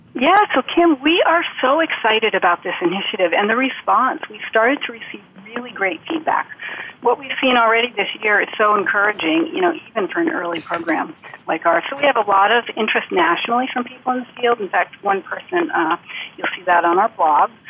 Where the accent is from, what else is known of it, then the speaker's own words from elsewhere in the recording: Vermont, United States; I now work in an outpatient, uh, outpatient oncology clinic in my home state of Vermont